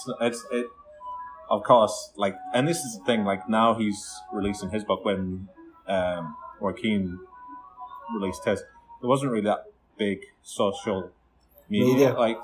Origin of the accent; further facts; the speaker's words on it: the North East, North East England, United Kingdom; I'm from the Northeast, and I used to go to a lot of Darlington games